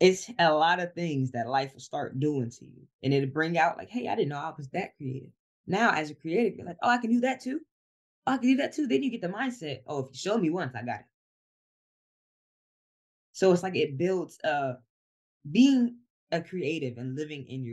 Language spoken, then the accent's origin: English; Columbus, Ohio, United States; moved away as an adult; now in Georgia, United States; I'm originally from Columbus, Ohio. So me buying this house down here in Georgia